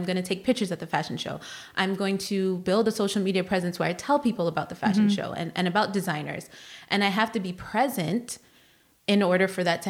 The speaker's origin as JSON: {"language": "English", "town": "Chicago", "region": "Illinois", "country": "United States", "tie": "born or raised there", "moved": "as an adult", "lives_now": "Virginia, United States", "said": "I'm born and raised in Chicago"}